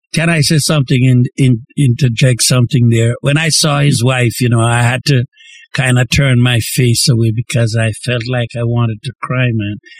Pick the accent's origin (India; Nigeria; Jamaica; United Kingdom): Jamaica; accent: Jamaican; I'm from Jamaica and I'm speaking the Jamaican language.